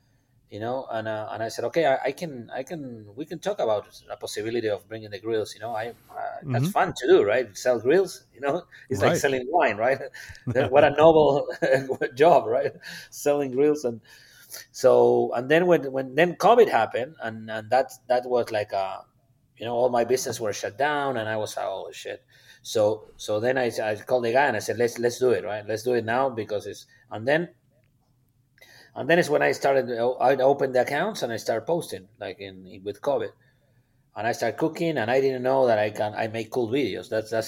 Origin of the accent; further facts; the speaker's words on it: Argentina; now in Texas, United States; When I talk to my friends in Argentina, I talk about Texas, and I'm proud of Texas, and I feel part of Texas.